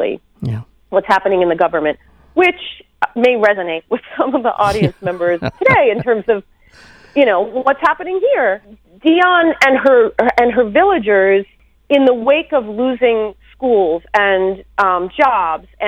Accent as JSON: {"language": "English", "country": "United States", "said": "I am an American woman living in the United States"}